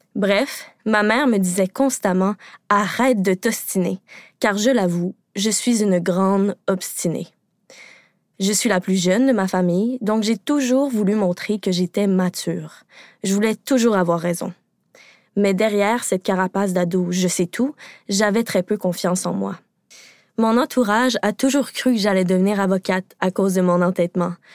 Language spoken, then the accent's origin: French; Quebec, Canada; je suis québécoise